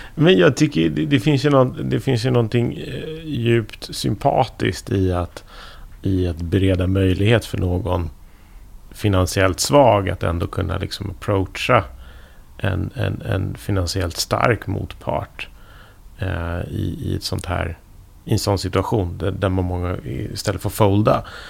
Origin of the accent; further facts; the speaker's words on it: Sweden; Som svensk